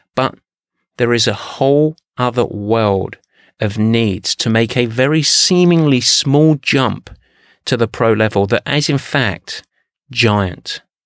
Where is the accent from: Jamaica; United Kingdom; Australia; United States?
United Kingdom; England; I'm English